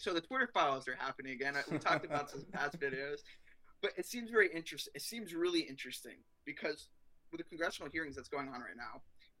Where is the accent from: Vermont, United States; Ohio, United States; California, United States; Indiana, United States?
California, United States; I'm from California.